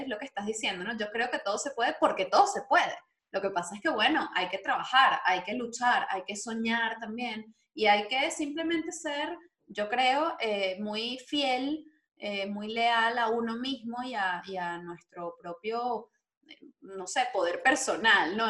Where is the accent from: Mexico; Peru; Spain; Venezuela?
Venezuela; moved away